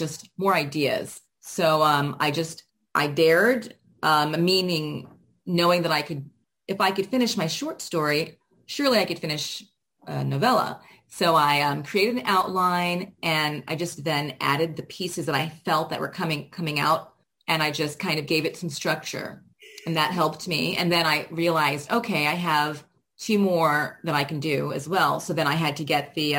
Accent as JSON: {"language": "English", "town": "Miami", "region": "Florida", "country": "United States", "moved": "yes", "said": "I'm originally from Miami"}